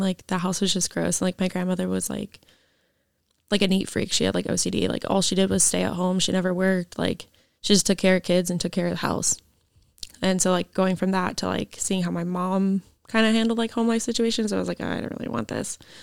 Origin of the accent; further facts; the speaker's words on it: Issaquah, Washington, United States; so I grew up in Issaquah, and then I lived with my grandparents over there